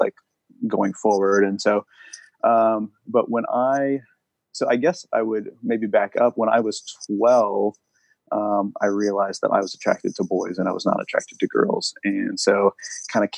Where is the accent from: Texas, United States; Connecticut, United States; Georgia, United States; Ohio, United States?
Ohio, United States; now in Indianapolis, United States; I grew up in Ohio. I say the cornfields of Ohio.